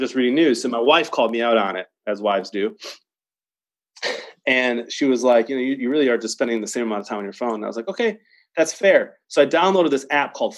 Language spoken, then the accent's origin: English; Detroit, Michigan, United States; now in Chicago, United States; I live in Chicago. I was born in Detroit.